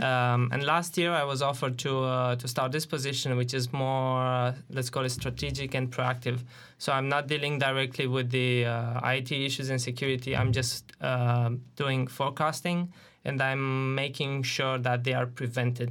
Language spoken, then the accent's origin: English; Romania; moved away as an adult; I joined a, an I T company in my hometown in, in Romania